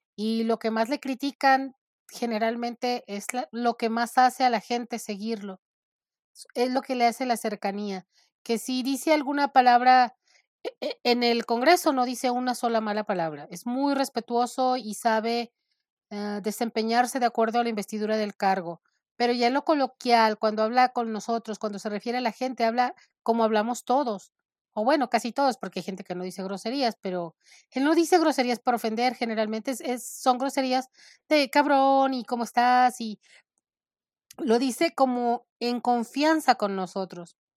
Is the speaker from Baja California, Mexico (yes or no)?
no; Nayarit, Mexico; now in Phoenix, United States; Yo soy mexicana del estado de Nayarit. Hace mucho tiempo vivo en Estados Unidos, en Phoenix